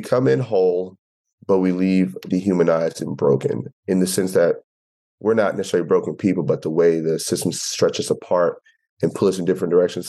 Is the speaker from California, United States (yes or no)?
no; Temple, Texas, United States; moved away; I'm from Temple, small town